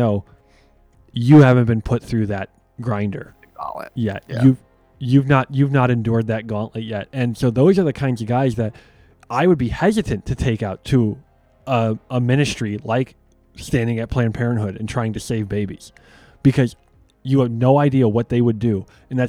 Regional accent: Chicago, Illinois, United States; the amount of fights we got in sports and growing up in Chicago was just out of this world.

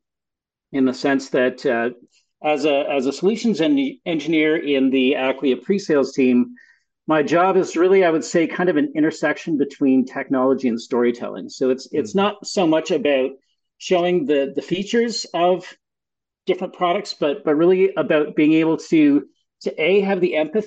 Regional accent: Montreal, Quebec, Canada; moved away as an adult; also born or lived in United States; now in Ontario, Canada; So I was actually born in the US, but really grew up in Montreal.

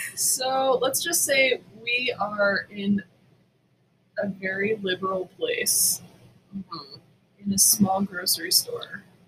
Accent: Boston, Massachusetts, United States; I grew up in Boston. Actually, I mean, I grew up in, in Dorchester

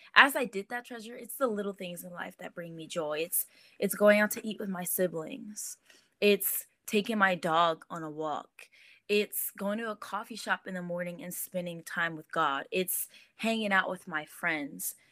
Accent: Los Angeles, California, United States; also born or lived in Inglewood; now in Rancho Cucamonga, United States; Born and raised

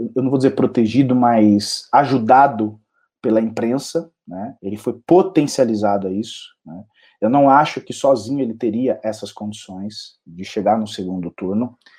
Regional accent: São Paulo, Brazil; eu sou um paulistano, paulista paulistano e São Paulino

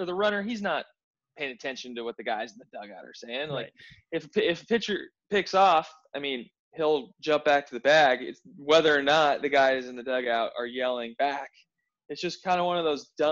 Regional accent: Denver, Colorado, United States; I'm from Denver, Colorado

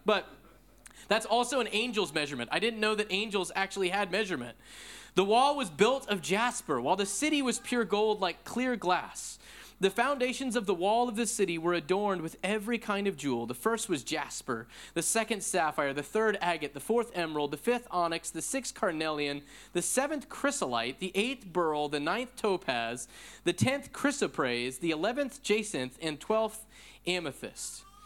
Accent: Pacific Northwest, United States; moved away as an adult; now in Austin, United States; I grew up in the Pacific Northwest and I sojourn now in Texas

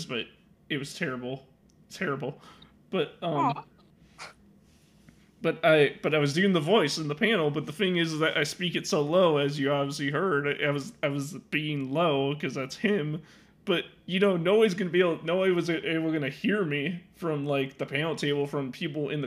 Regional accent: Illinois, United States; I'm from Illinois

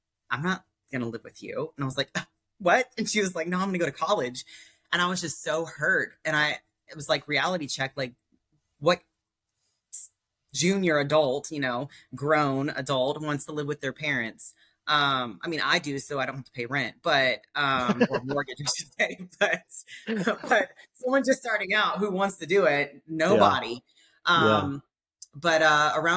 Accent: United States; moved away as an adult; also born or lived in Japan; growing up in the States

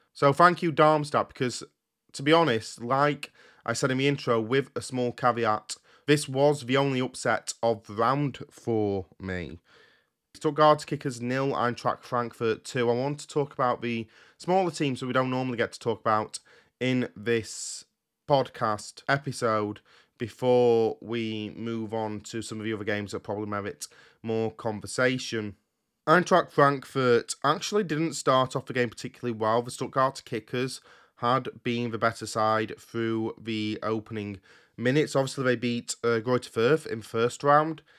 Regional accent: United Kingdom; I record these podcasts in the U K and that I'm British

